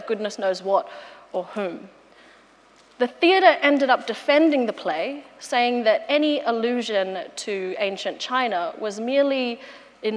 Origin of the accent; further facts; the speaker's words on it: Australia; as an Australian woman